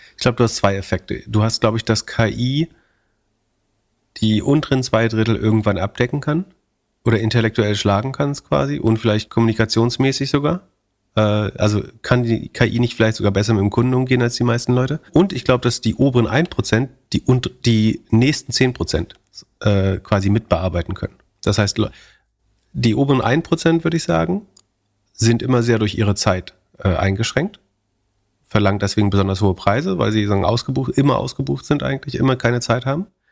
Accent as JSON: {"language": "German", "country": "Germany", "said": "wir als Deutsche"}